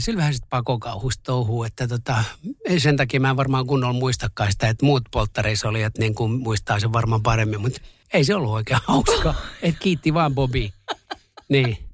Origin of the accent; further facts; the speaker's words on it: Masku, Southwest Finland, Finland; also born or lived in Turku; Mähän olin kuinkin viiden luokkaa, kun me muutettiin Turusta Maskuun siihen ky, niin kun Turun kylkeen kuntaan. Sitten mä elin siellä lapsuuteni ja nuoruuteni ja sitten taas takaisin Turkuun.